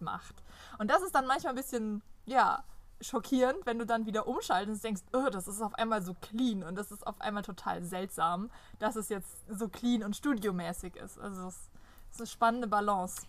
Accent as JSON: {"language": "German", "country": "Germany", "first_language": "German", "said": "wir als Deutsche"}